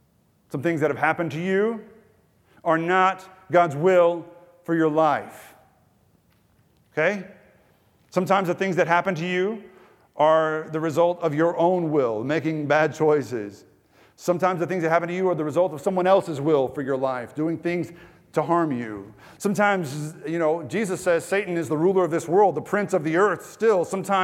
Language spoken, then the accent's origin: English; Texas, United States; I'm from East Texas, the Sticks, which is an even more foreign culture than Ecuador to many of you. Just backwoods, you know, living is what I was used to.